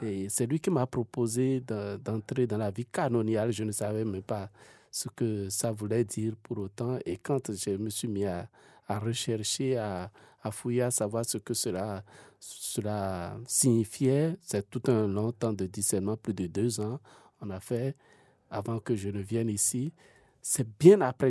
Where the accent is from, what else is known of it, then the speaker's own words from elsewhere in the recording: Benin; now in Switzerland; moi, je viens de l'Afrique de l'Ouest, ah ah. d'un pays qu'on appelle le Bénin